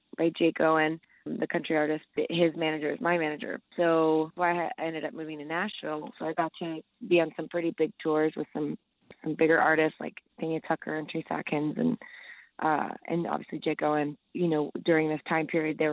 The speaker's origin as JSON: {"language": "English", "country": "El Salvador", "moved": "yes", "said": "I'm from El Salvador, so I speak Spanish"}